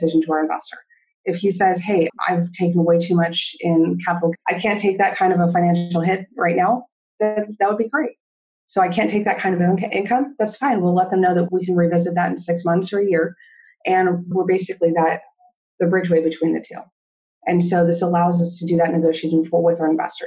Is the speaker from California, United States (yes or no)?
yes; Southern California, United States; I grew up in Southern California